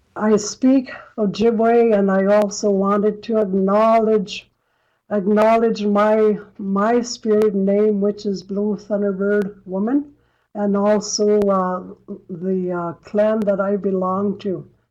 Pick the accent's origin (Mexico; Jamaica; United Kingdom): Mexico; English is a second language; moved away as an adult; also born or lived in New York City; now in United States; I came from Mexico. I had grown up in a multilingual environment, in a, a, a Jewish, Yiddish-speaking enclave